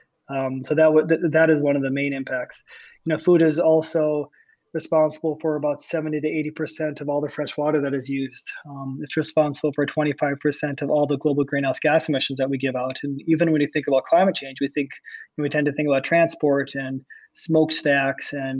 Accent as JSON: {"language": "English", "region": "Iowa", "country": "United States", "tie": "born or raised there", "said": "I was born in Iowa, and I was born in an area which is completely devoid of large forests and marshes"}